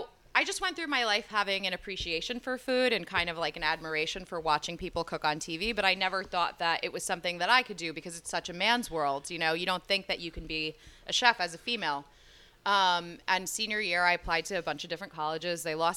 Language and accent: English; Passaic, New Jersey, United States; I'm from Jersey. Uh-huh. Born and raised about 20 minutes out of Manhattan in Passaic. I grew up.